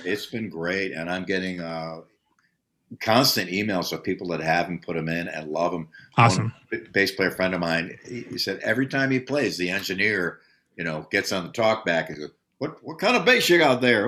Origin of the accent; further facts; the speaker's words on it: United States; as an American of my age, because we grew up, we're the post World War II generation.